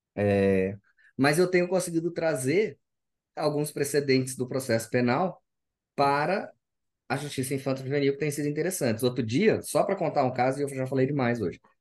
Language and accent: Portuguese; Cuiabá, Mato Grosso, Brazil; also born or lived in São Paulo; eu sou do Mato Grosso, sou cuiabano.